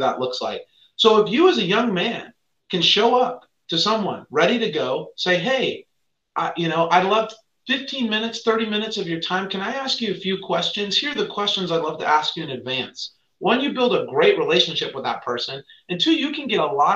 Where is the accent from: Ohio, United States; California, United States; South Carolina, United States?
California, United States; San Diego; also born or lived in Virginia; growing up in San Diego